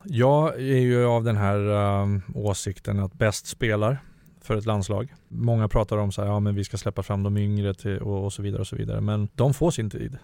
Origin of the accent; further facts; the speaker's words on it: Huddinge, Stockholm County, Sweden; jag kommer från Vårby Gård.